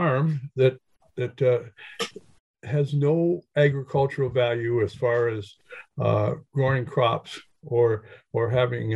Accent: Hastings, Ontario, Canada; a kid growing up in Hastings

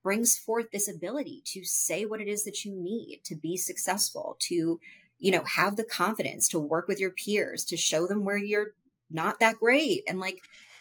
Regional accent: United States; I was born and I was raised in American culture, with like Hindu culture in my home

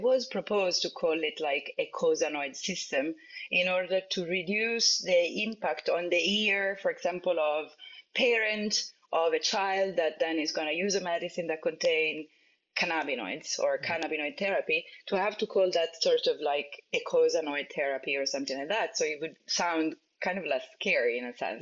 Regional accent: Italy; moved away; I come from Italy

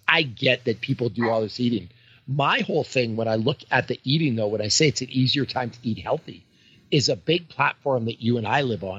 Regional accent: Canada; now in United States; So I'm from Canada, not the United States

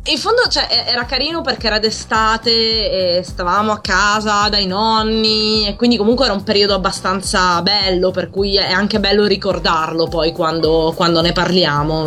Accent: Palermo, Sicily, Italy; moved away as an adult; now in Pavia, Italy; sono di Palermo, mi sono trasferita qui per l'università

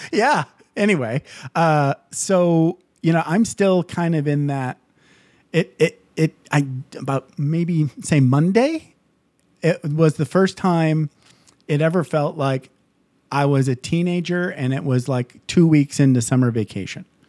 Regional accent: Midwest, United States; also born or lived in California; now in Nevada, United States; I grew up in the Midwest

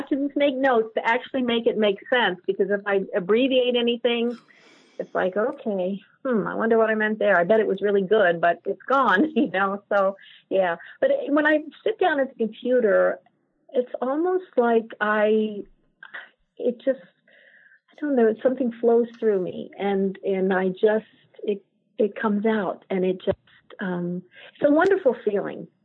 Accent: Ireland; And I keep looking at the teapots and they, kind of saying, well, you know, I'm from Ireland

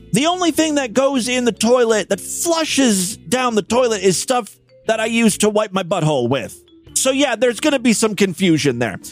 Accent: Ohio, United States; my home state of Ohio

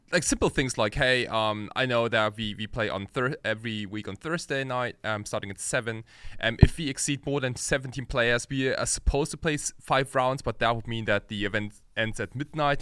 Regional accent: Germany; also born or lived in Japan; I was born in Japan, And, uh, when I was five, my family and I, like, we, we, we all moved to Germany. So I went to a German school

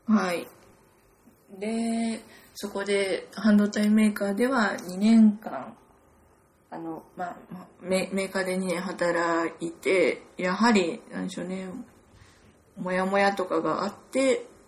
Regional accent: Gunma, Japan; moved away as an adult; also born or lived in United Kingdom; 私はお隣の群馬県出身で、ずっと

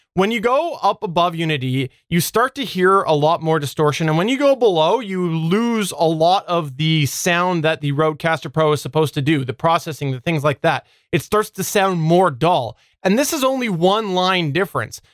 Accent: Canada; I'm Canadian

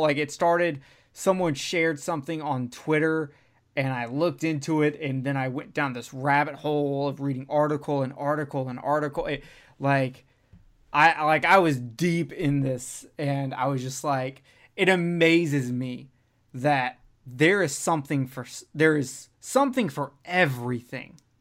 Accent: the South, United States; I'm from the South

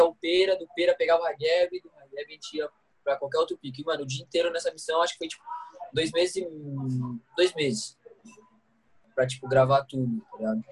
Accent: Brazil; eu sou de Guará

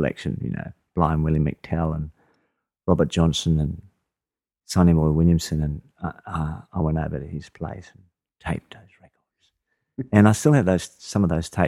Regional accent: Adelaide, South Australia, Australia; I grew up in Adelaide.

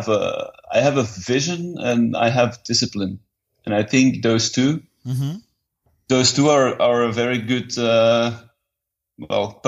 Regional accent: Leuven, Flanders, Belgium; also born or lived in Perth, Australia / Saudi Arabia; I'm born in Belgium. I am in Belgium at the moment

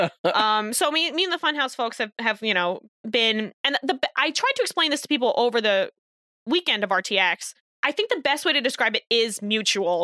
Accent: New Jersey, United States; moved away as an adult; also born or lived in Rhode Island; now in Boston, United States; I was birthed in Rhode Island, but then I did move to New Jersey

